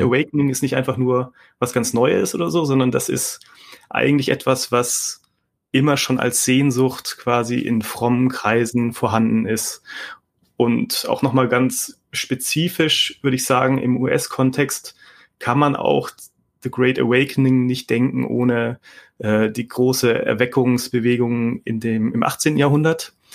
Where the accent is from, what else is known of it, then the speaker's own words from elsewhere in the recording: Stuttgart, Baden-Württemberg, Germany; ich komme aus dem Südwesten, also Stuttgart und so ist meine Heimat